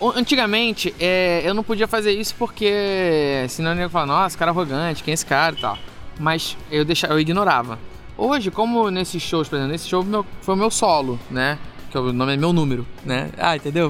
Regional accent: Rio de Janeiro, Brazil; moved away as an adult; now in Belo Horizonte, Brazil; eu sou do Rio de Janeiro

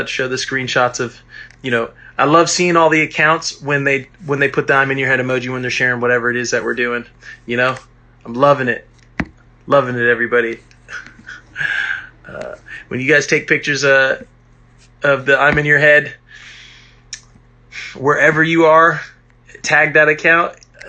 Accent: Alameda, California, United States; There's space in my hometown of Alameda.

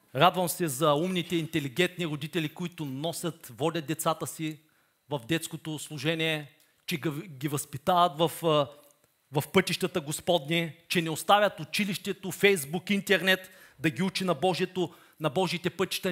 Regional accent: Bulgaria

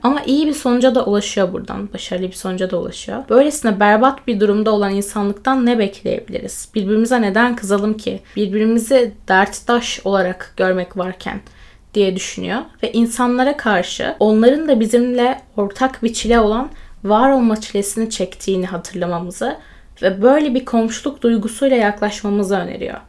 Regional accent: Turkey

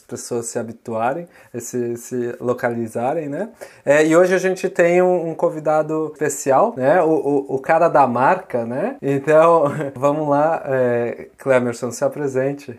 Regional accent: São Paulo, Brazil; now in Utrecht, Netherlands; eu sou de São Paulo, mas hoje eu tô morando aqui em, é, em Utrecht, é uma cidade da Holanda

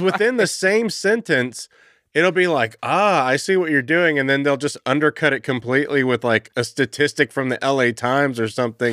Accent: Texas, United States; growing up in Texas

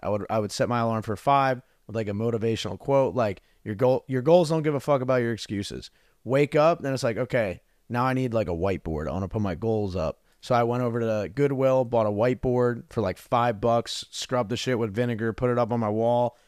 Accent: New Jersey, United States; moved away as an adult; also born or lived in Arizona; I grew up in New Jersey, super cold

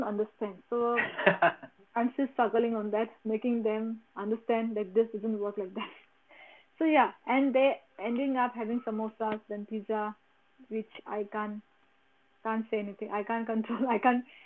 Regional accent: India; we have that Indian kind of mentality

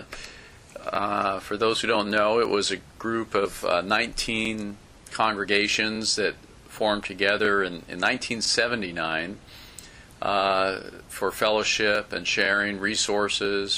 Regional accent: Southern California, United States; I born and raised in Southern California

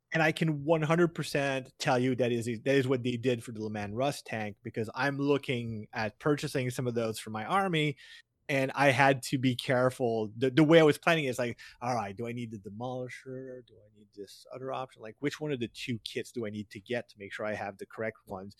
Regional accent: Canada; I, as a Canadian

